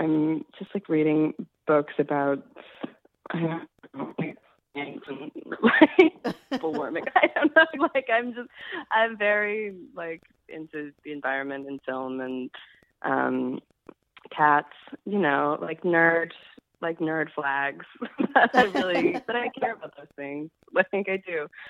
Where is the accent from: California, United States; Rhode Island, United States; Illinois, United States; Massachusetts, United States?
Illinois, United States; Chicago; now in New York, United States; Yeah, I'm originally from Chicago, but I've lived in New York for about 10 years.